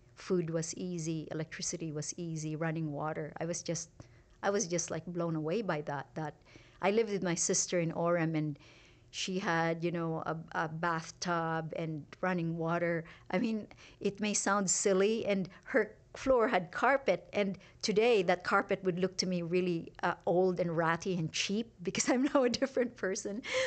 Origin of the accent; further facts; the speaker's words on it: Iloilo, Western Visayas, Philippines; moved away as an adult; also born or lived in Singapore; now in Utah, United States; having been born in a really remote farming village in the Philippines